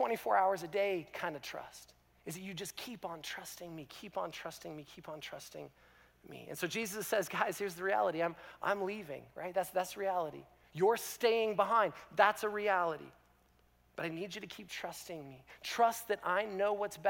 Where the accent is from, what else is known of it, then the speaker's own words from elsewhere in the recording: Canada; as a Canadian